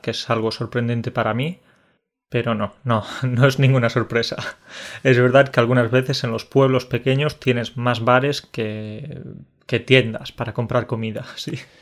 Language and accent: Spanish; Spain; tú y yo somos españoles